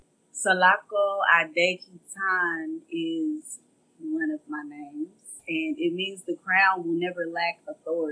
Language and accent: English; Dallas, Texas, United States; I am from Oak Cliff, South Dallas, Texas. born and raised.